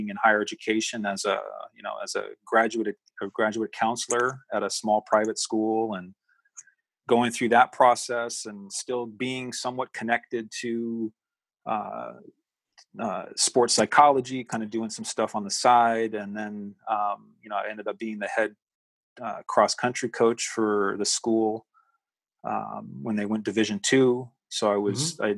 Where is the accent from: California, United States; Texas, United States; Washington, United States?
California, United States; moved away as an adult; also born or lived in Massachusetts; born and raised in California